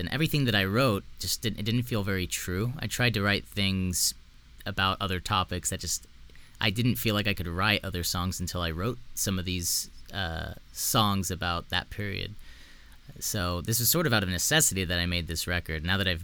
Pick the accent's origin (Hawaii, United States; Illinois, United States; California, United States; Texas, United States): Texas, United States; South; I grew up in South Texas